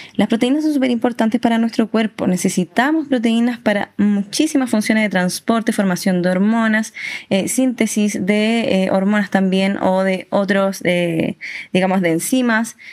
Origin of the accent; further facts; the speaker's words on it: Chile; como chilenos siempre estamos full disfrutando